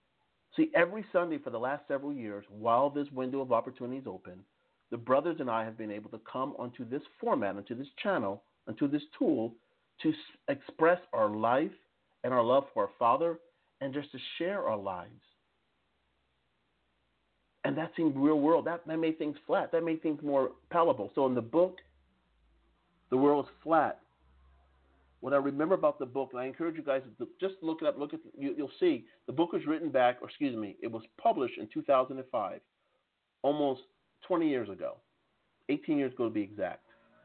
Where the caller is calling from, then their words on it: Strasbourg, Grand Est, France; like for example, I'm calling from Strasbourg, France. Most people have no idea where Strasbourg, France is.